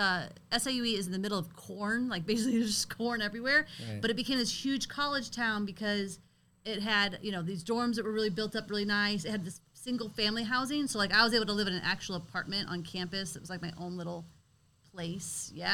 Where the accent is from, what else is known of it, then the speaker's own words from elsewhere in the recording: East St. Louis, Illinois, United States; we're from East St. Louis